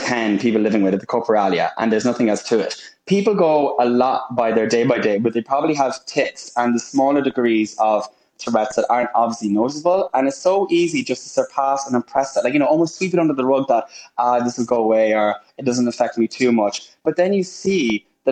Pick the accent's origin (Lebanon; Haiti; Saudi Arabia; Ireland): Ireland; now in United Kingdom; I am Irish through and through and so proud to be from Ireland